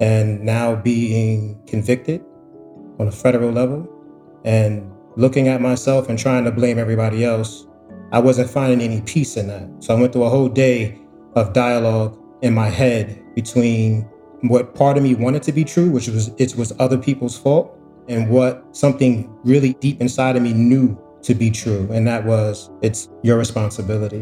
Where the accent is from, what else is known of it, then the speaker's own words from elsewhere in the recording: New York City, New York, United States; I grew up in Harlem, and growing up in Harlem in 84, 85, when the crack epidemic hit, it was zombie land.